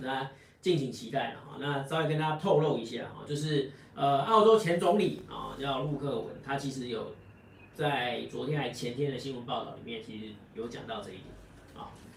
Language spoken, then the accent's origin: Chinese; Taiwan; 我们台湾人最爱用的那个苹果手机